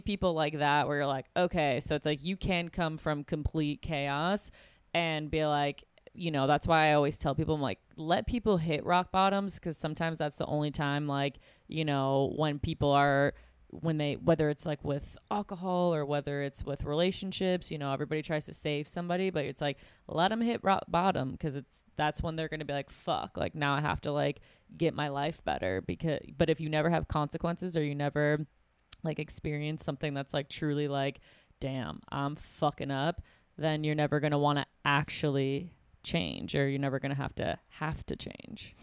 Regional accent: Buffalo, New York, United States; I'm from Buffalo, New York

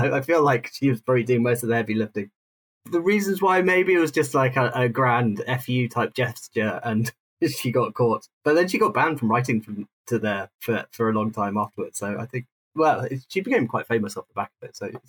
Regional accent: South East England, United Kingdom; I grew up outside London, but then when I moved into London, I spent most of my life south of the Thames

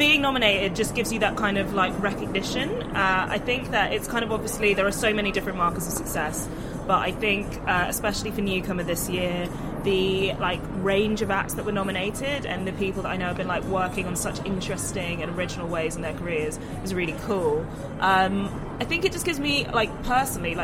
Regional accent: London, United Kingdom; I grew up in London

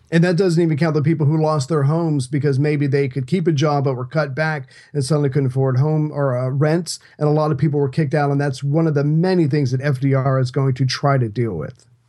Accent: United States; I'm an American

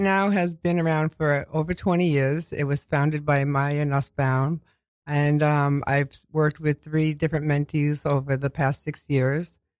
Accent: New York City, New York, United States; accent: Queens; I grew up in, um, in Queens all my life, and I've been told I have a Queens accent

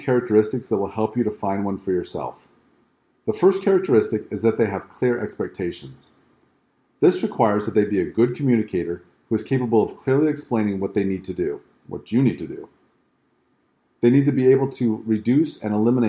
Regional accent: West Coast, United States; I grew up on the West Coast and lived there for most of my life, including the years through school.

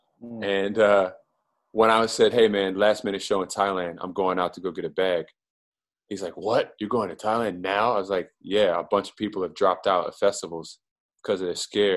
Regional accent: Prince George's County, Maryland, United States; I'm from Prince George's County, Maryland

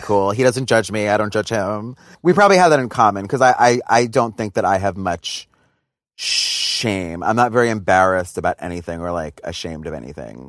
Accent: New York, United States; I grew up in New York

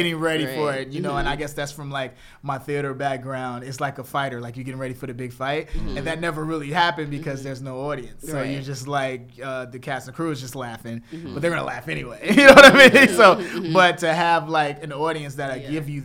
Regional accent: Chicago, Illinois, United States; moved away; I'm from Chicago

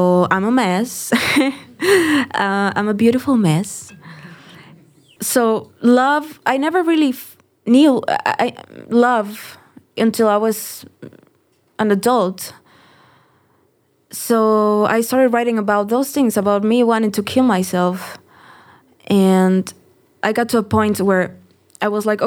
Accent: Tijuana, Baja California, Mexico; now in Mexico City, Mexico; I'm from Tijuana, so I grew up listening

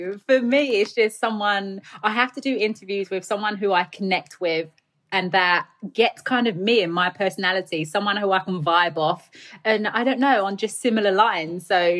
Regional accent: London, United Kingdom; accent: Cockney; also born or lived in United States; I grew up in the East End of London in a flat, in a tower building

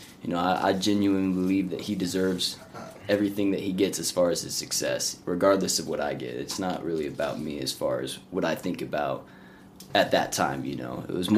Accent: Texas, United States; born there; also born or lived in Alaska / Oklahoma / Colorado; So, you know, I was born in Texas, moved to Alaska, then Oklahoma, and then here into Colorado.

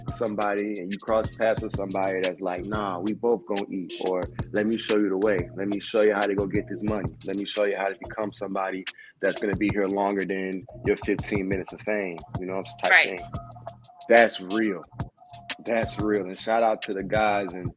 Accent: Joliet, Illinois, United States; I'm from Joliet and I'm from the suburbs

